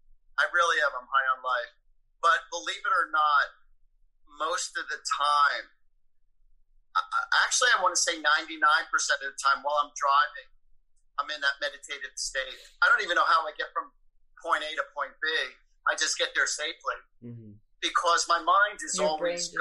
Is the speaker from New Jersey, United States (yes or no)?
yes; Woodbridge, New Jersey, United States; I grew up in Woodbridge, New Jersey.